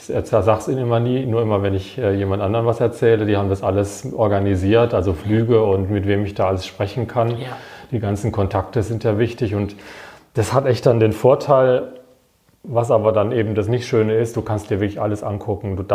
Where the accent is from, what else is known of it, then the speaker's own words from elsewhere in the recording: Wiesloch, Baden-Württemberg, Germany; weil meine Heimatstadt Wiesloch, die hat auch genauso viele Einwohner